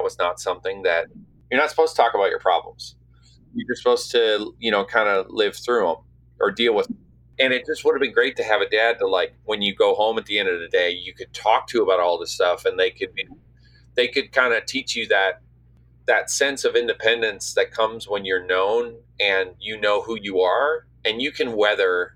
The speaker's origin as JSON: {"language": "English", "town": "St. John's", "region": "Newfoundland and Labrador", "country": "Canada", "tie": "born or raised there", "moved": "yes", "lives_now": "Nashville, United States", "said": "Where I grew up in St. John's, you're kind of just out there on the North Atlantic"}